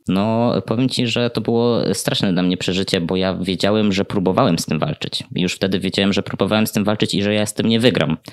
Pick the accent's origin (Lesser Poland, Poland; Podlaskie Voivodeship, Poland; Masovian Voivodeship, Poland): Podlaskie Voivodeship, Poland; ja pochodzę z bardzo mojej miejscowości na Podlasiu, więc tamta wiara jest takim mocnym filarem, na którym buduje się chyba każdego młodego człowieka